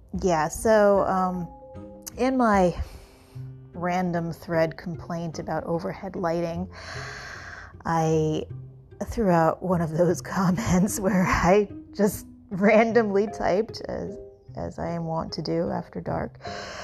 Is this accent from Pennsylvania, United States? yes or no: no; New York, United States; I'm from New York